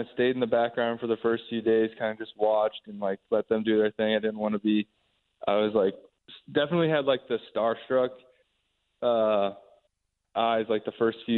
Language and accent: English; Indiana, United States; I'm from Indiana